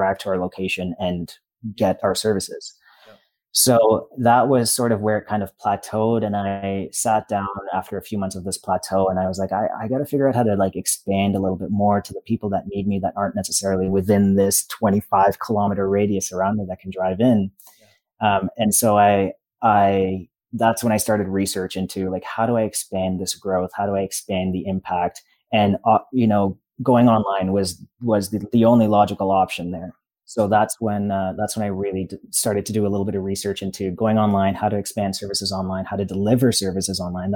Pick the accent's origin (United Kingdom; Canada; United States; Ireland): Canada; Toronto, Ontario; I grew up in Toronto, but I moved outside of Toronto to a smaller town